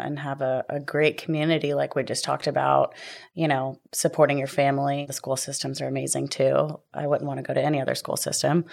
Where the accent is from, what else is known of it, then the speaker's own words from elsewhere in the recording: Tomball, Texas, United States; also born or lived in Virginia; growing up in Tomball